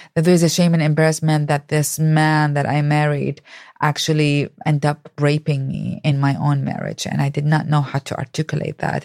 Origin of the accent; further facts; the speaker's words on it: Baghdad, Baghdad Governorate, Iraq; moved away; I grew up in Baghdad, Iraq